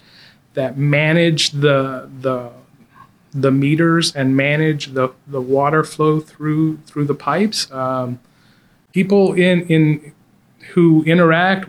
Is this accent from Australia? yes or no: no; Globe, Arizona, United States; also born or lived in Bangkok, Thailand / Tucson, Arizona; I claim Arizona.